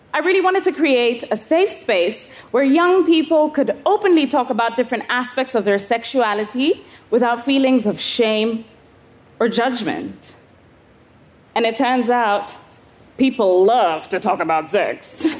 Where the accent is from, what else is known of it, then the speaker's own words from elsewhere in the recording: Kenya; I was 11 years old, growing up in Kenya.